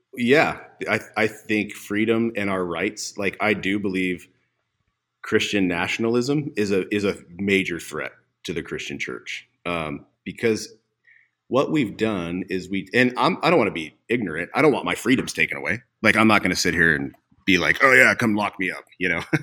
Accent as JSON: {"language": "English", "town": "Havre", "region": "Montana", "country": "United States", "tie": "born or raised there", "also_born_or_lived": "Coeur d'Alene, Idaho / Missoula, Montana", "said": "I grew up in Haver, Montana, on the High Line"}